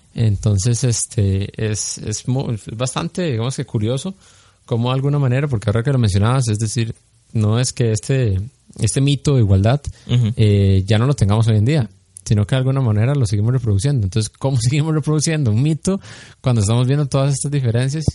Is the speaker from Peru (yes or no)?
no; Costa Rica